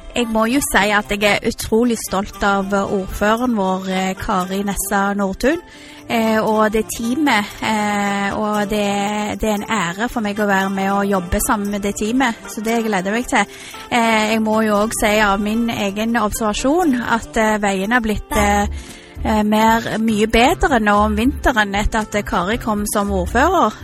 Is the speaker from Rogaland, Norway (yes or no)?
yes; Stavanger, Rogaland, Norway; also born or lived in Canada; Jeg vil si at jeg er en siddis. Jeg har gått på barneskole, ungdomsskole og videregående skole på Madla